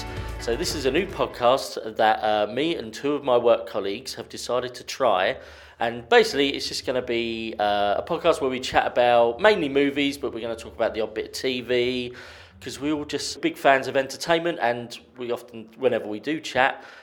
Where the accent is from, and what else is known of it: Sittingbourne, South East England, United Kingdom; born or raised there